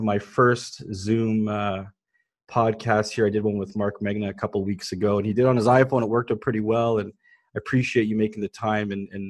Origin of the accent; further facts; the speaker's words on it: Mississauga, Ontario, Canada; I grew up in Mississauga.